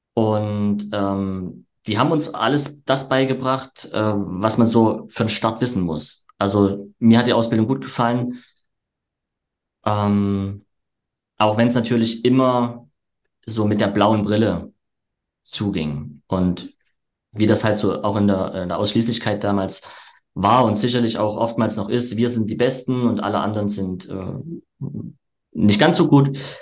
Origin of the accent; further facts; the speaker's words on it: Erzgebirge, Saxony, Germany; moved away as an adult; now in Leipzig, Germany; die Außendienstausbildung war dann im Erzgebirge, wo ich herkomme